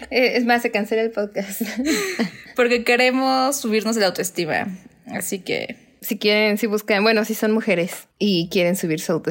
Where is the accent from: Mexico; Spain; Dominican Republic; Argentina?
Mexico; Cuernavaca, Morelos; somos de Cuernavaca